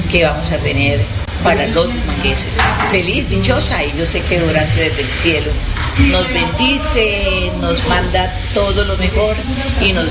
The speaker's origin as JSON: {"language": "Spanish", "town": "Barranquilla", "region": "Atlántico", "country": "Colombia", "also_born_or_lived": "Santander", "moved": "yes", "said": "yo soy barranquillera y trabajé como primera dama aquí en Santander"}